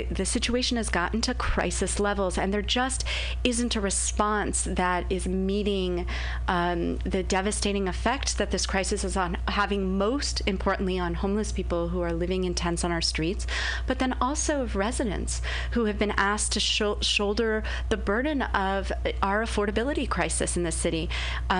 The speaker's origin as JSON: {"language": "English", "town": "Los Angeles", "region": "California", "country": "United States", "tie": "born or raised there", "also_born_or_lived": "San Francisco Bay Area", "moved": "as an adult", "lives_now": "San Francisco, United States", "said": "I was born in Los Angeles and moved to the Bay"}